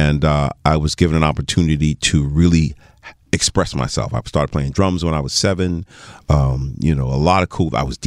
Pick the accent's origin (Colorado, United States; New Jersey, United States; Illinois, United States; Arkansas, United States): New Jersey, United States; Teaneck; also born or lived in New York; I was born in New York. Medical center in New York, and I grew up in the Teaneck, Hackensack, Englewood area.